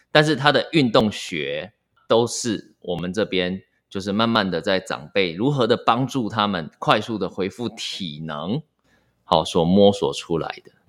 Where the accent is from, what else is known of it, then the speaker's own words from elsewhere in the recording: Miaoli County, Taiwan; 我是在苗栗长大的，那可能在乡，乡下嘛